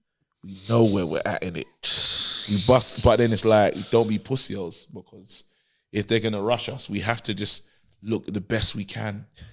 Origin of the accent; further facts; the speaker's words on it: London, United Kingdom; I'm from Brixton, innit?